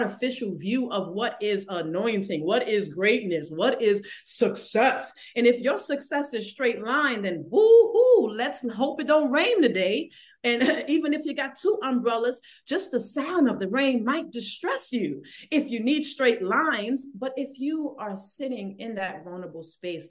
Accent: New York City, New York, United States; I'm from the Bronx

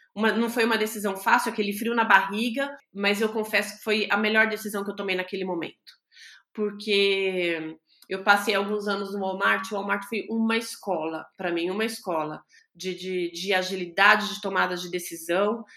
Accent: São Paulo, Brazil; also born or lived in São José dos Campos; eu sou de São Paulo, sou nascida em São Paulo

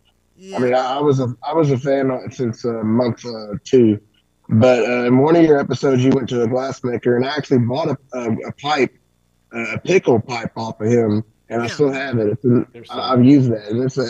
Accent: Kentucky, United States; now in Illinois, United States; I was born in Kentucky, but I live in Illinois.

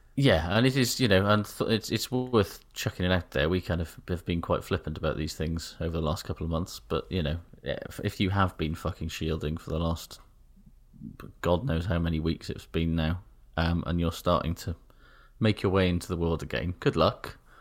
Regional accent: Wales, United Kingdom; made me feel weirdly kind of Here I see patriotic, because it was like, "Ooh, look at Wales from the air

